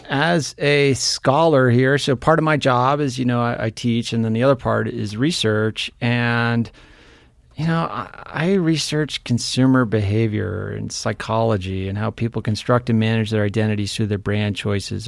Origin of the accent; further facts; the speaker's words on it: New Hampshire, United States; moved away; also born or lived in Seattle; I grew up in New Hampshire